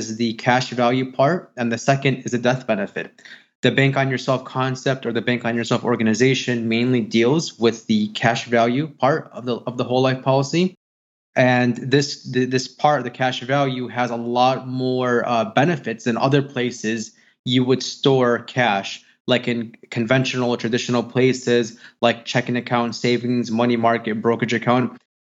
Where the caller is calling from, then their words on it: Chicago, Illinois, United States; From Chicago, Illinois.